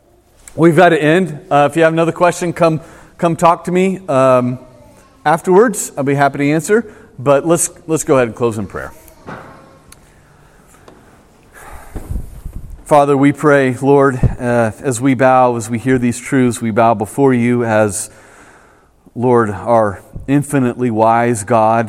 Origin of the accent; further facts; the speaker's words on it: United States; as American Christians